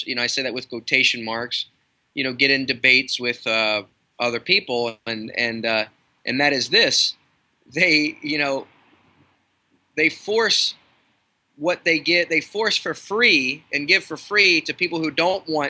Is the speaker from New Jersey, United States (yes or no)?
no; Baltimore, Maryland, United States; I'm from Baltimore